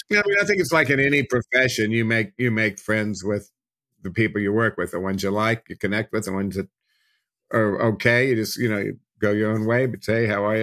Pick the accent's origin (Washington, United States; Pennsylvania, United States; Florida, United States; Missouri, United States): Missouri, United States; Kansas City; moved away as an adult; also born or lived in Los Angeles; I grew up in Kansas City